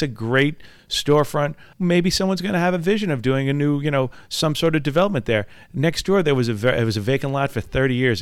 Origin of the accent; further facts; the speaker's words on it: Valley Stream, New York, United States; I grew up right here on Long Island, grew up in Valley Stream